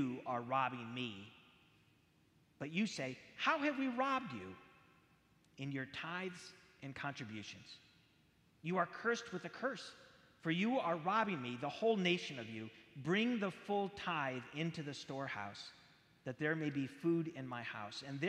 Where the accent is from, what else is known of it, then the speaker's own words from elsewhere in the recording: San Jose, California, United States; I grew up in San Jose, California